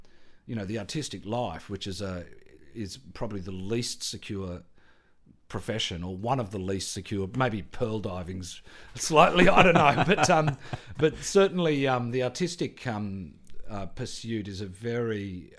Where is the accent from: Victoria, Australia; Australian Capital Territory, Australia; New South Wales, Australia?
Australian Capital Territory, Australia; Canberra; I came from Canberra, firstly, Air Force parents' background, very working class background, public school and all that kind of stuff.